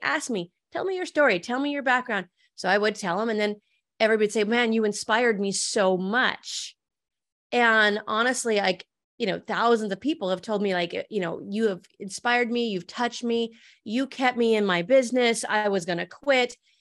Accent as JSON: {"language": "English", "town": "Medicine Lake", "region": "Montana", "country": "United States", "tie": "born or raised there", "also_born_or_lived": "California", "said": "I grew up in Medicine Lake, Montana"}